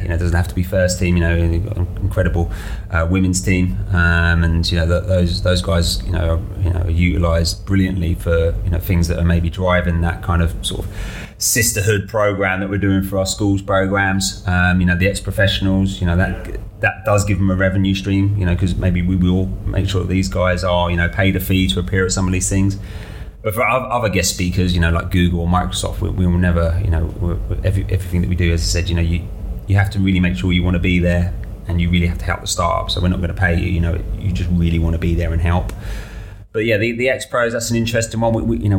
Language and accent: English; Brighton, South East England, United Kingdom; I've lived in Brighton all my life.